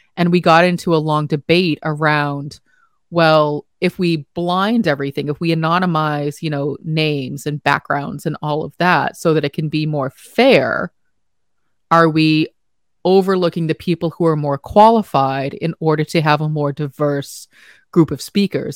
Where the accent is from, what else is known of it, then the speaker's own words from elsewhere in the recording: United States; as an American